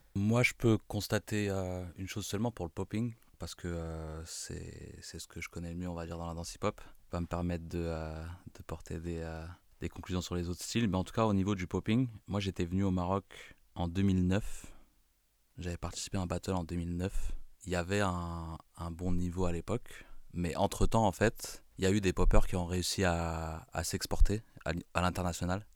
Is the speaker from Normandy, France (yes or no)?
no; Bondy, Île-de-France, France; je suis de Bondy